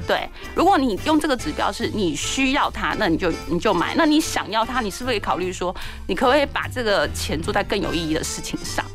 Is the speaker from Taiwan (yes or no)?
yes; Taiwan; 我觉得在台湾出生长大就是一件很幸福的事情